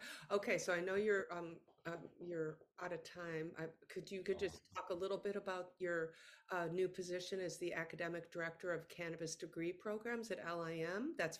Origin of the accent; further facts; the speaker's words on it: New York City, New York, United States; as a New Yorker, you know, growing up in New York City, sure, you see the proliferation of all the pot shops everywhere.